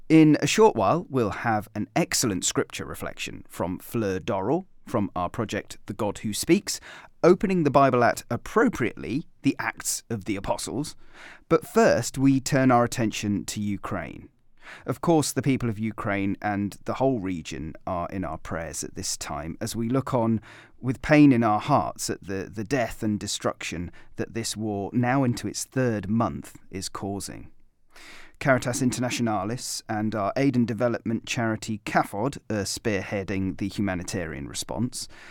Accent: Gloucestershire, South West England, United Kingdom; growing up in Gloucestershire

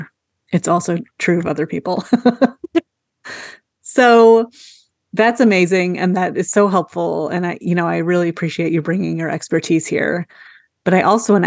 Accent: New York suburbs, United States; now in Chicago, United States; I grew up in the New York suburbs

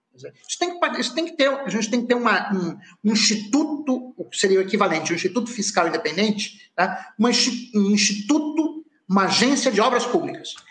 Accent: Rio de Janeiro, Brazil; eu sou nascido no Rio de Janeiro

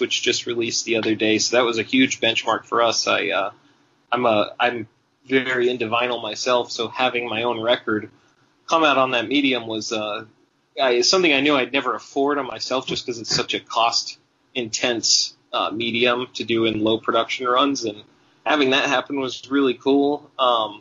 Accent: Bristol, Tennessee, United States; moved away; also born or lived in Arizona; I grew up partially in Arizona, but I'm from Bristol, Tennessee, so I grew up around a lot of country music

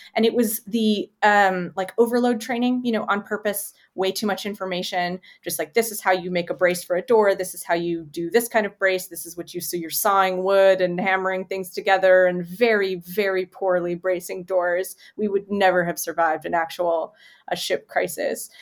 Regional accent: Canada; as a Canadian

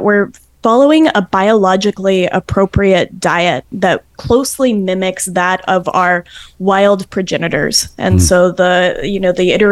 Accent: the West, United States; now in Adirondacks, New York, United States; I'm from the West, and I miss those wide open spaces

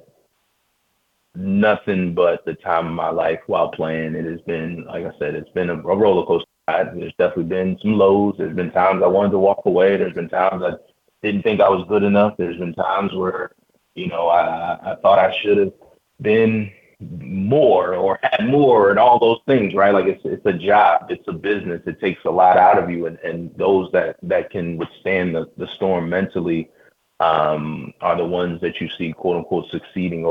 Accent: Baltimore, Maryland, United States; my hometown team

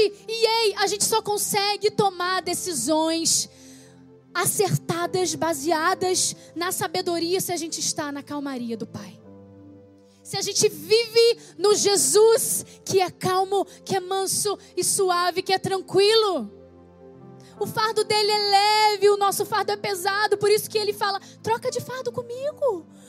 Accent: Rio de Janeiro, Brazil; moved away; also born or lived in Petrópolis; eu vim para a cidade do Rio de Janeiro, que é a minha cidade natal, eu sou carioca

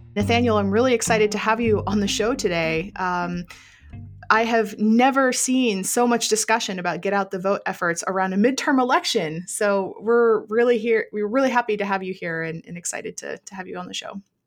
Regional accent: Vermont, United States; my home state of Vermont

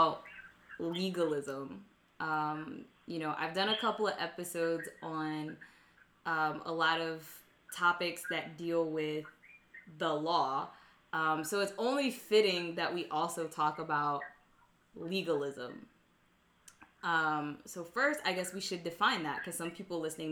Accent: United States; born or raised there

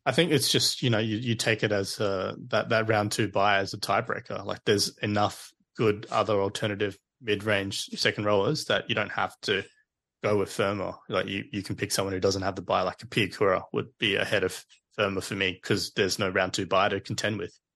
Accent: Queensland, Australia; as a Queenslander

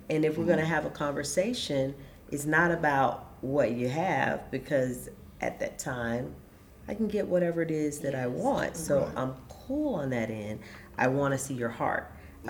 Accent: the South, United States; One, I'm from the South, so I'm a Southern Belle.

